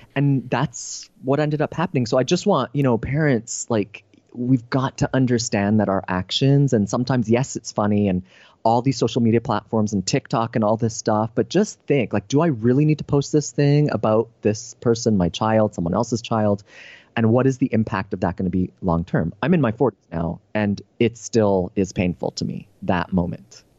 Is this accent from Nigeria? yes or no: no; Canada; now in San Diego, United States; I'm a Canadian now living in San Diego